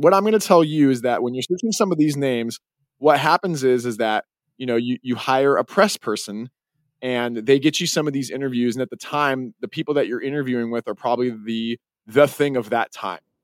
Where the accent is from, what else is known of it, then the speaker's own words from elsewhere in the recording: Salt Lake City, Utah, United States; my hometown